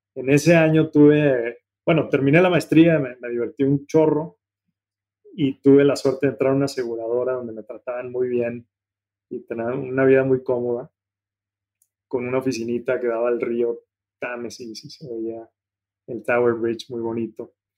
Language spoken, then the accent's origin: Spanish; Mexico; moved away as an adult; also born or lived in Germany; a ti y a mí nos tocó afortunadamente crecer en un México de muchas oportunidades